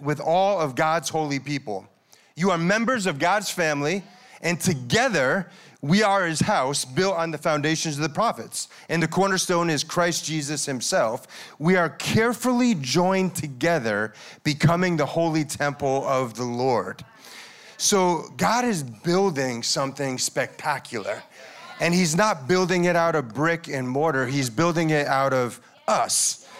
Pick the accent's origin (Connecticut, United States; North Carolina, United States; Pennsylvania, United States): Connecticut, United States; moved away as an adult; my hometown in Connecticut